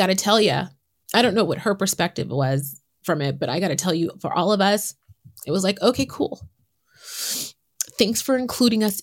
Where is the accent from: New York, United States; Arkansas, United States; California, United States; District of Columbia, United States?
California, United States; San Francisco; born and raised in San Francisco